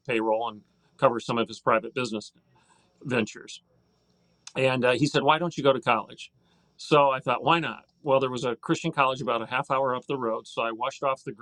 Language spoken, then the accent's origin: English; Hillsdale, Michigan, United States; our small little holiness church that I grew up in Hillsdale, Michigan